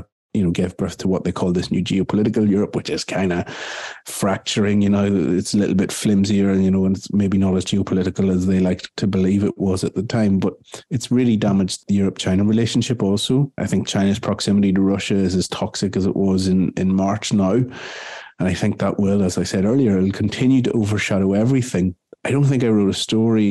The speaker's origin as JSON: {"language": "English", "country": "Ireland", "said": "as an Irishman"}